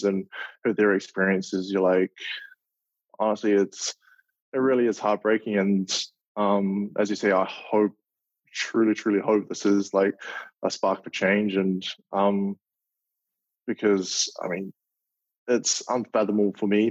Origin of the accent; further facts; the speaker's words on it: Auckland, New Zealand; moved away as an adult; now in Minneapolis, United States; my hometown, Auckland